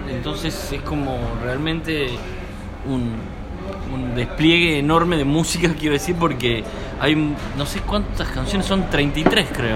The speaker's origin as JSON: {"language": "Spanish", "town": "San Miguel de Tucumán", "region": "Tucumán", "country": "Argentina", "tie": "born or raised there", "moved": "as an adult", "lives_now": "Buenos Aires, Argentina", "said": "nací en San Miguel de Tucumán, que es la capital"}